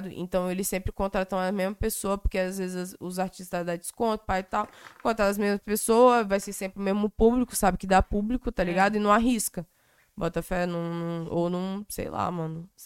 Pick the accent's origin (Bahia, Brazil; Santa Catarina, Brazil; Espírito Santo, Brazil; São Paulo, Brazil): Espírito Santo, Brazil; Cariacica; born there; rolou um evento aonde, no, na cidade que eu nasci, em Cariacica, tá ligado?